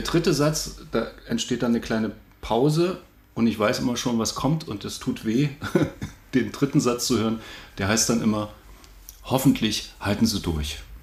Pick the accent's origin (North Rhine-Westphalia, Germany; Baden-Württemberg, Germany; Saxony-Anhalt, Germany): Saxony-Anhalt, Germany; a small town near Halle; Ich bin klassischer Sachsen-Anhalter. Also, aber bei Halle bin ich aufgewachsen in einem kleinen Ort